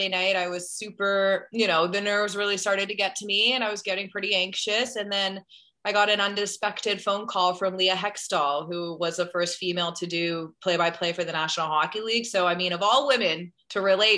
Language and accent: English; Ottawa, Ontario, Canada